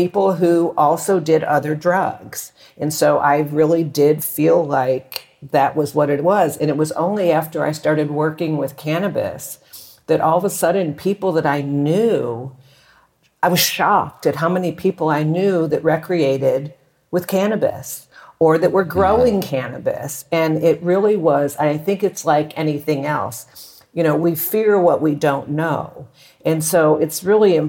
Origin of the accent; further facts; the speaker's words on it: Texas, United States; now in Mexico; I grew up in Texas